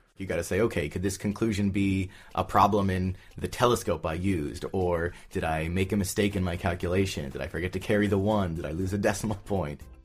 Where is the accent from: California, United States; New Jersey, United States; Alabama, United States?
California, United States; Southern; I grew up in Southern California